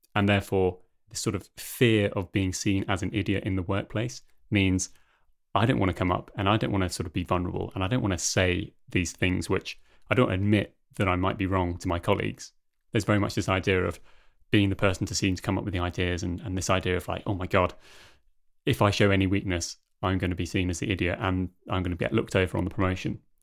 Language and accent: English; United Kingdom; now in Denmark